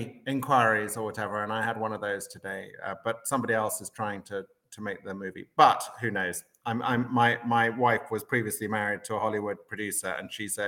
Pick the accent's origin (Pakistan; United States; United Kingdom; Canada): United Kingdom; England; when I was growing up in England